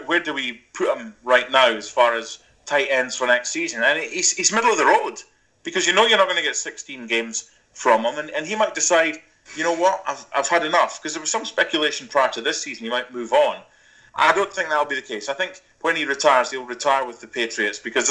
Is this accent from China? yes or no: no; Scotland, United Kingdom; now in United States; I'm from Scotland